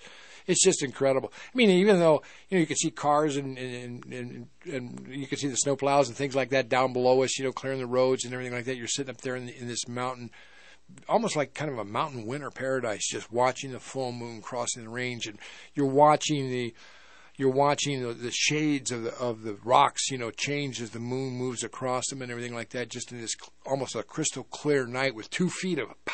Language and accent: English; Fort Morgan, Colorado, United States; because I'm a Colorado native. I've been here for a long time.